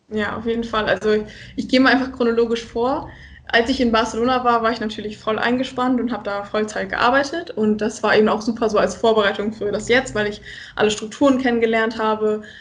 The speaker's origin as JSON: {"language": "German", "area": "East Frisia", "region": "Lower Saxony", "country": "Germany", "moved": "as an adult", "lives_now": "Rostock, Germany", "said": "ich komme aus dem schönen hohen Norden, aus Ostfriesland"}